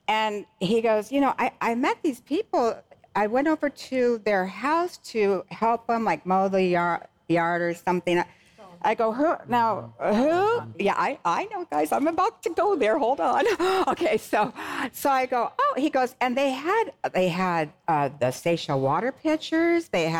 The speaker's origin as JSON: {"language": "English", "region": "West Coast", "country": "United States", "said": "I was from West Coast girl or lived on the East Coast"}